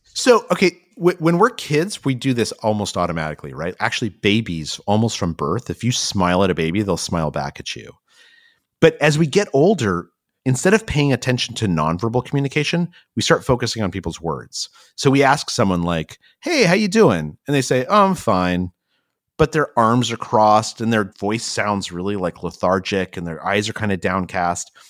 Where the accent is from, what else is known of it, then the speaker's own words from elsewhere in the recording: Albuquerque, New Mexico, United States; moved away; I actually grew up in Albuquerque, New Mexico